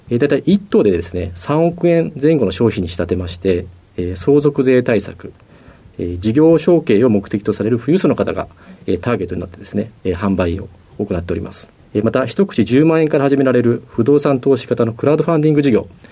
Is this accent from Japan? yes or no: yes; Tokyo, Japan; 東京都の世田谷区の駒沢が出身になります